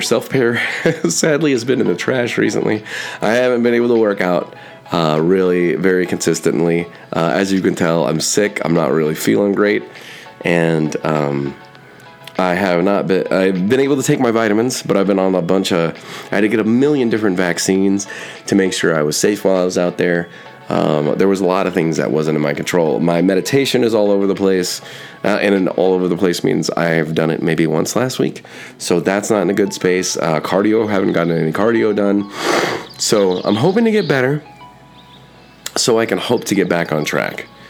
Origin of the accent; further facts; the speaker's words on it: United States